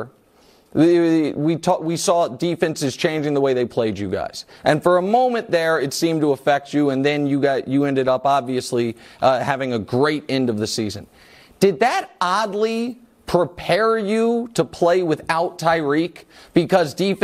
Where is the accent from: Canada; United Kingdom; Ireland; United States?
United States; Kansas City, Missouri; my hometown, what you've done for Kansas City.